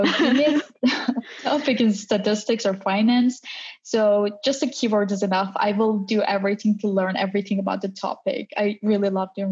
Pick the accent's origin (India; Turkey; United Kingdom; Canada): Turkey; Istanbul; moved away as an adult; now in Berlin, Germany; I'm originally from Turkey, Istanbul, and right now I'm living in Berlin, Germany